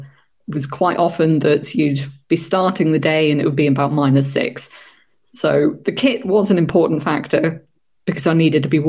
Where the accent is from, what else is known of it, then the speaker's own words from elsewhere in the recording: United Kingdom; I was going to be the only sort of British girl staying there that night